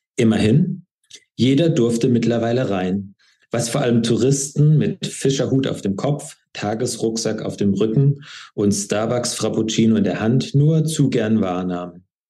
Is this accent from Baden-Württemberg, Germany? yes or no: yes; Schwäbisch Hall, Baden-Württemberg, Germany; moved away as an adult; also born or lived in Trier / Atlanta / St. Paul; now in Berlin, Germany; komme genauer gesagt aus Schwäbisch Hall, bin dort geboren und aufgewachsen